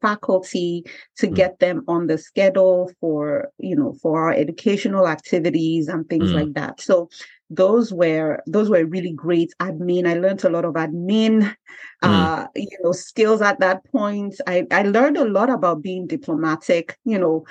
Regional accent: Nigeria; moved away as an adult; I came from Nigeria and I came here

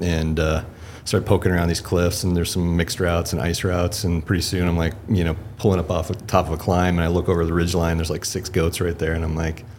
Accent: Lewistown, Montana, United States; also born or lived in Bozeman, Montana; I grew up in Lewistown, Montana, central, near the breaks.

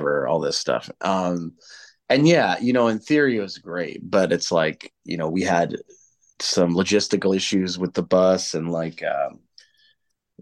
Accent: United States; moved away as an adult; now in England; growing up in the States, and like, I still hear it back home.

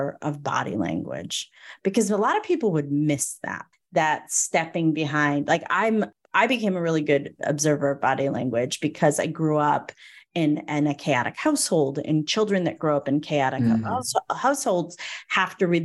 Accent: Northeast, United States; I was raised in the Northeast

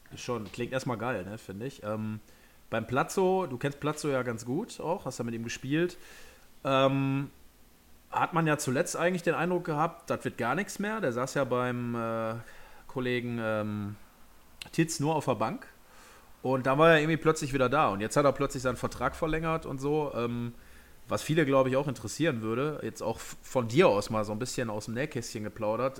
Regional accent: Essen, North Rhine-Westphalia, Germany; hier bei uns in Essen

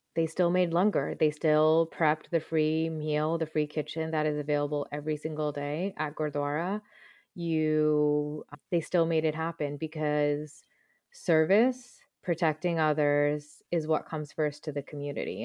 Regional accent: New Jersey / around New York City, United States; also born or lived in Punjab (ancestry); I grew up around New York City

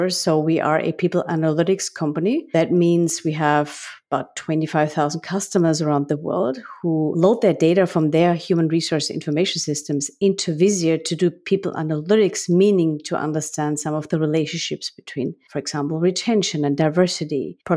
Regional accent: Graz, Styria, Austria; English is a second language; now in United States; I'm from a beautiful city of Graz, which is the same city as Arnold Schwarzenegger.

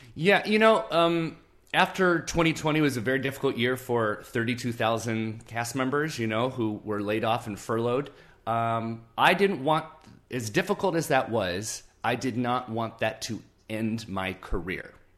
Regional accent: Moreno Valley, California, United States; I grew up in Southern California, about an hour and a half east of Anaheim in a town called Moreno Valley

